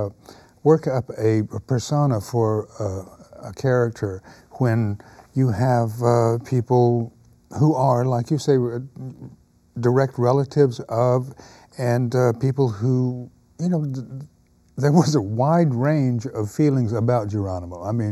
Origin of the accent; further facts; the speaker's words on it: United States; that's one of the advantages that we as Native Americans, if you will, American Indians, have a history